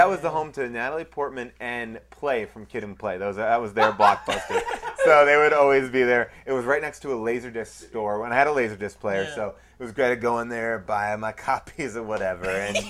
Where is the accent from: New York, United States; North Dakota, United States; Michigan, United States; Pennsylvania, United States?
New York, United States; Long Island; I grew up in Long Island, New York.